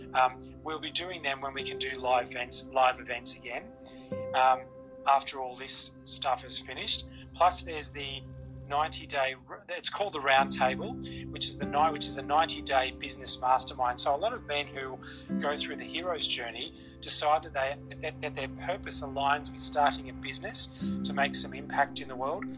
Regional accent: Australia; I was born in Australia, and I've lived in Australia all of my life

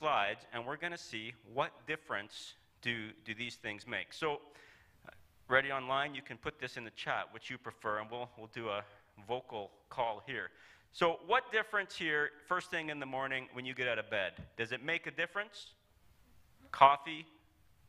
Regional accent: Calgary, Alberta, Canada; I'm from Calgary

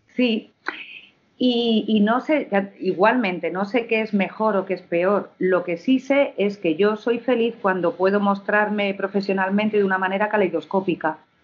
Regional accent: Madrid, Community of Madrid, Spain; also born or lived in Villanueva de Alcardete, Toledo; soy hedionda de Madrid, pero soy hedionda de Madrid

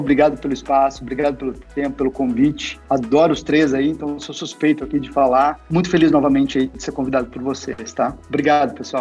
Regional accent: Franca, São Paulo, Brazil; moved away; eu sou de Franca, interior de São Paulo também

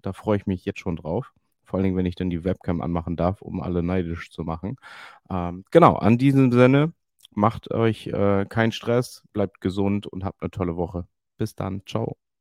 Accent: Emden, Lower Saxony, Germany; born or raised there

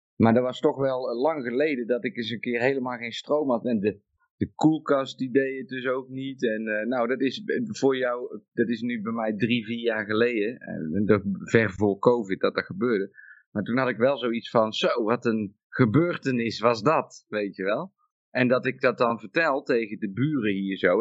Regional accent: Netherlands; moved away; ik kom uit Nederland

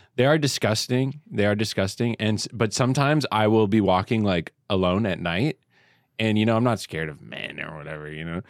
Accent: Canada; now in New York, United States; I'm already Canadian.

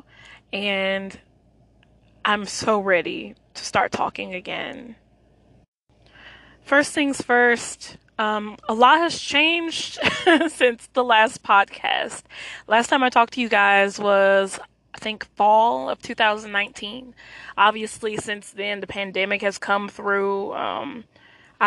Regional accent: United States; I am Black American.

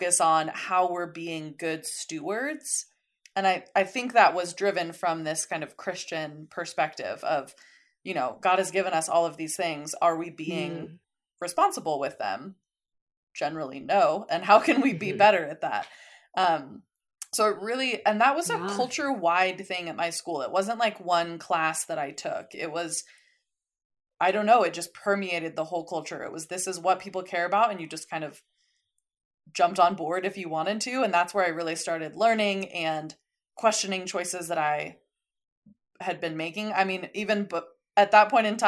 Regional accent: Colorado Springs, Colorado, United States; moved away as an adult; also born or lived in San Diego; I grew up in Colorado Springs and then went to college in San Diego

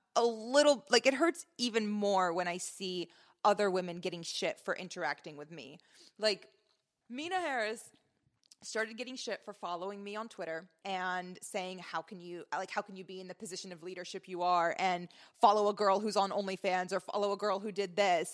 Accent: Lebanon; moved away; my relationship with my home country

